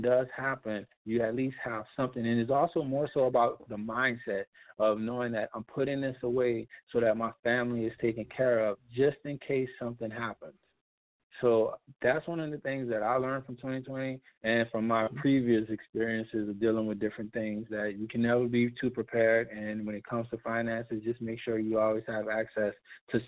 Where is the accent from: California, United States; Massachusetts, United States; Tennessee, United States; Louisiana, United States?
Louisiana, United States; moved away as an adult; now in Texas, United States; I'm originally from Louisiana, and I ended up here in Texas because of Hurricane Katrina.